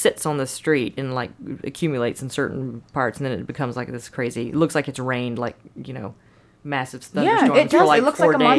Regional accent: South Carolina, United States; now in Nashville, United States; where I'm from South Carolina

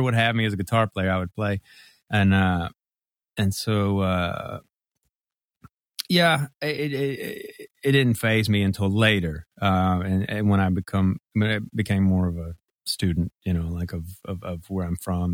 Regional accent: Mississippi, United States; moved away as an adult; now in Memphis, United States; it's Memphis, and I was born here, And, uh, you know, grew up in Mississippi

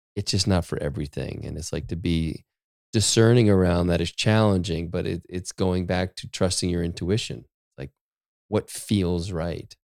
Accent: Maine, United States; I grew up in Maine

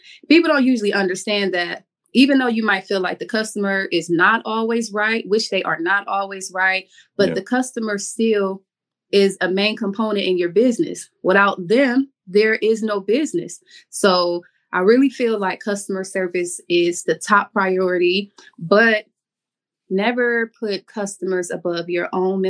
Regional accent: Cleveland, Ohio, United States; moved away as an adult; also born or lived in Miami, Florida / Atlanta, Georgia; now in Jacksonville, United States; I went home to Cleveland because that's where I'm from. I'm from Cleveland, Ohio

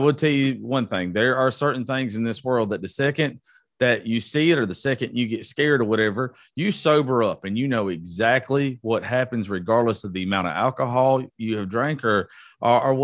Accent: Georgia, United States; I'm from Georgia

